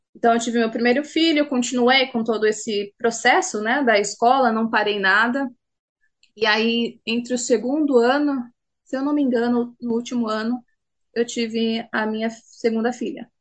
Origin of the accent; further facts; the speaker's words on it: Itu, São Paulo, Brazil; moved away as an adult; now in Auckland, New Zealand; Nasci na cidade de Itu, vivi lá durante a minha vida inteira. E a única mudança que eu fiz foi para cá, para Nova Zelândia